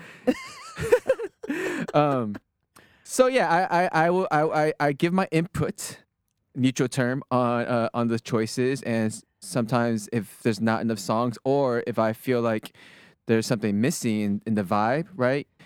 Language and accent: English; Sugar Land, Texas, United States; moved away as an adult; also born or lived in Berkeley, California; born and raised in Texas, went to school at Berkeley